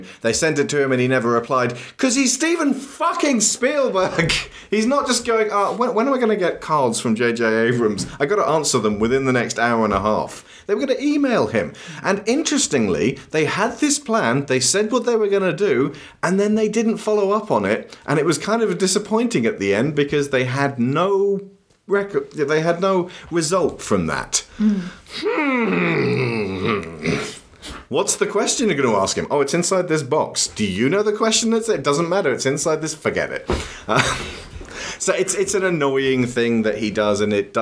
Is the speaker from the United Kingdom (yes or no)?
yes; United Kingdom; As adult British people